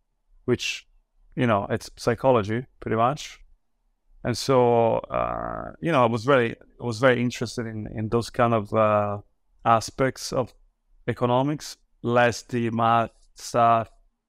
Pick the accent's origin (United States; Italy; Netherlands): Italy; born there; So I was born in Italy and then classic childhood.